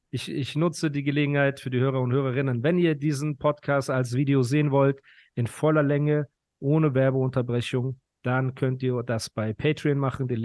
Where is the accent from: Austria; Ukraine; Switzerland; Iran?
Ukraine; now in Germany; Also geboren bin ich in der Ukraine.